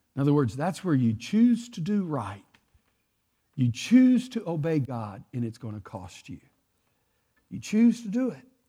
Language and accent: English; Texas, United States; I'm from Texas. We talk like this